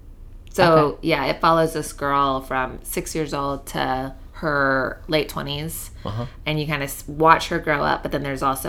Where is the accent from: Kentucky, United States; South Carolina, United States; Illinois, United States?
South Carolina, United States; moved away; I grew up in South Carolina, but I lived in North Carolina before I moved here.